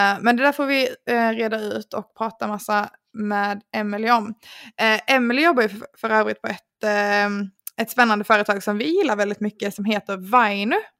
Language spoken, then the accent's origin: Swedish; Sweden; som svensk